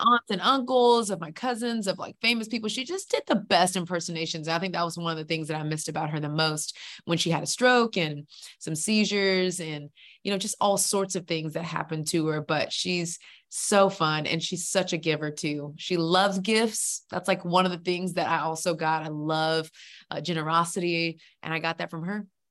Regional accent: Houston, Texas, United States; now in Atlanta, United States; I'm originally from Houston, Texas, best state in the world

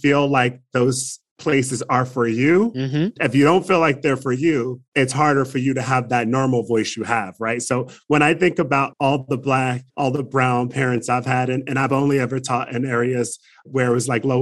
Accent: Trenton, New Jersey, United States; now in Arizona, United States; I grew up in Trenton, New Jersey

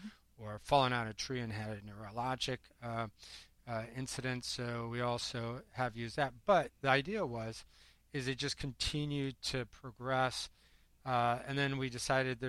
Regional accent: Iowa, United States; moved away as an adult; now in New York City, United States; I grew up in Iowa, tiny little town, 800 people.

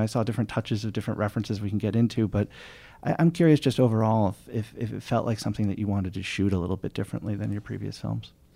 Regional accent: New York, United States; as a New Yorker

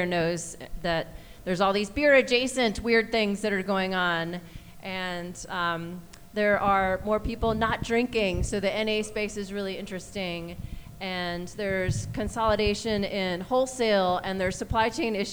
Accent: Charlotte, North Carolina, United States; now in Asheville, United States; I grew up playing volleyball in Charlotte

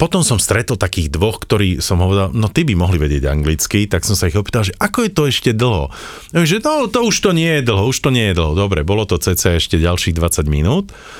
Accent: Slovakia; my sme zo Slovenska

